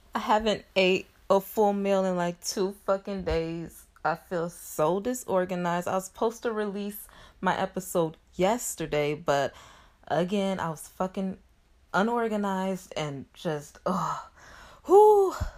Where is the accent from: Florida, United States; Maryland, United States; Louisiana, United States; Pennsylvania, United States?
Louisiana, United States; Shreveport; moved away; I'm currently back in my hometown, which is Shreveport